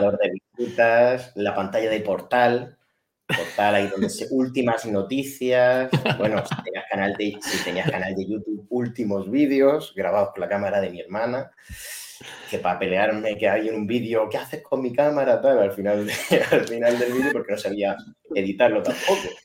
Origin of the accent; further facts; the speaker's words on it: Spain; yo soy español